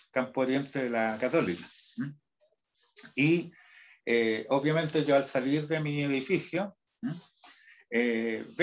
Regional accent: Huasco, Atacama, Chile; Ah, bueno, vengo, vengo de Huasco, que está...

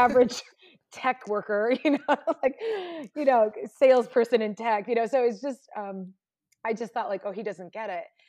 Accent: Indiana, United States; moved away; I grew up in Indiana

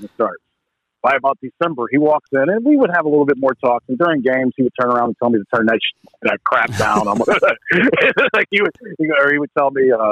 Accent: Northeast Ohio, United States; I grew up in Northeast Ohio

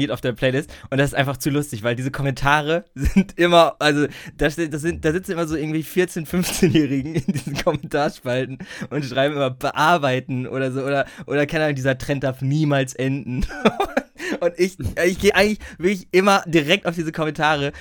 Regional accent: Bielefeld, North Rhine-Westphalia, Germany; als Bielefelder

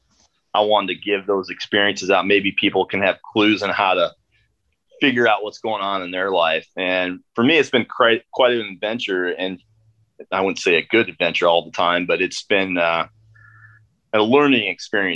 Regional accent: Northeast Iowa, United States; I grew up, born and raised in Northeast Iowa, a small farming community

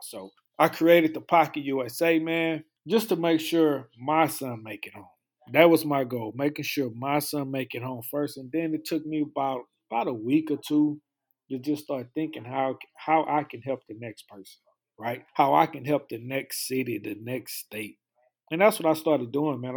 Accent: Houston, Texas, United States; I'm from Houston, Texas

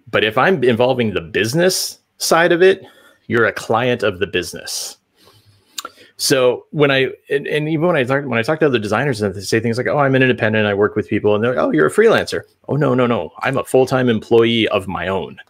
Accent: Central Illinois, United States; I grew up in Central Illinois

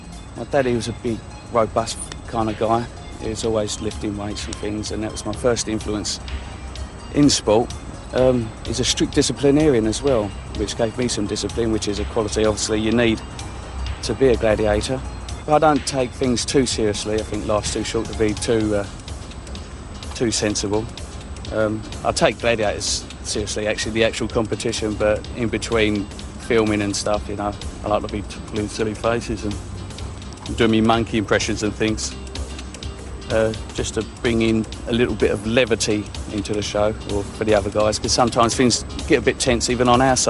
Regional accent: Dartford, South East England, United Kingdom; I'm 29 years old. I'm from Dartford, same place as Mick Jagger was born.

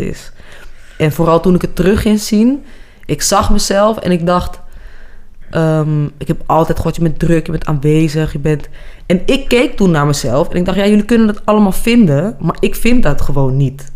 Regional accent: Amsterdam, North Holland, Netherlands; accent: Amsterdam; moved away; also born or lived in Zaandam; Mijn ouders hadden een woonboot in Amsterdam op het Waterloopplein.

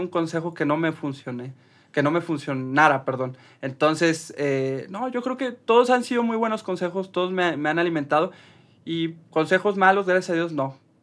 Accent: Mexico; como cualquier mexicano

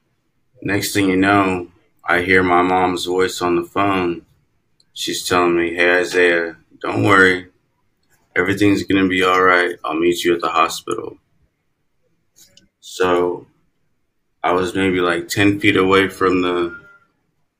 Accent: California, United States; also born or lived in Minnesota; now in Houston, United States; I'm originally from California, and I live in Houston, Texas now.

